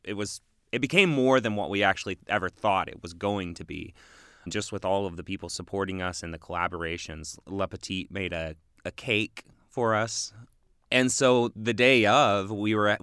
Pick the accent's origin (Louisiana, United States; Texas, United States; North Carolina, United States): Texas, United States; now in Bloomington, United States; I grew up in Texas